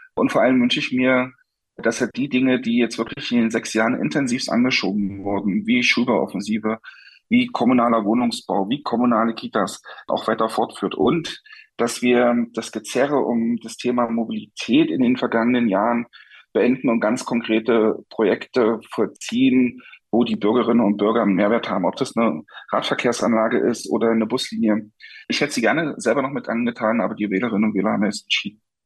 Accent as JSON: {"language": "German", "region": "Saxony", "country": "Germany", "moved": "yes", "lives_now": "Berlin, Germany", "said": "ich komme ja selber aus Sachsen"}